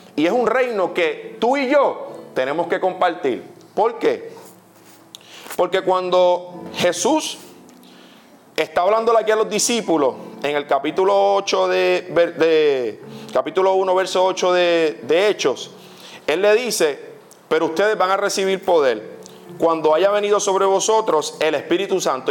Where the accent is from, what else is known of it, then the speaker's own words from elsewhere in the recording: Puerto Rico; yo estoy en México y yo soy puertorriqueño y yo soy un embajador